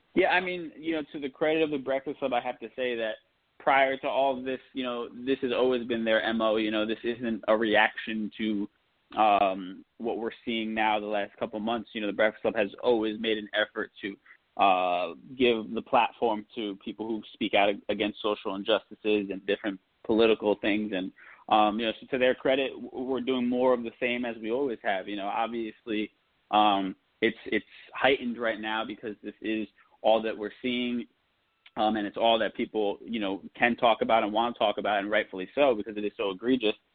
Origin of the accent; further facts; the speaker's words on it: New Jersey, United States; also born or lived in New York; I'm born in New York, raised in Jersey